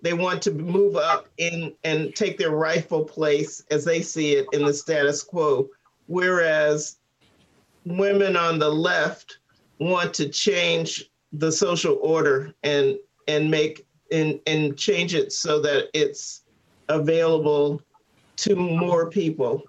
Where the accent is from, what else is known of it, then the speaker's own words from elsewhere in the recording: St. Louis, Missouri, United States; I grew up in St. Louis